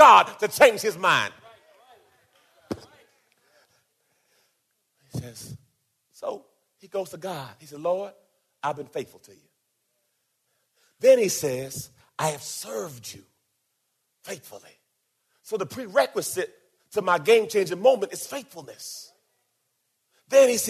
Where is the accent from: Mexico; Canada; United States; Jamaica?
Jamaica; I was born in Jamaica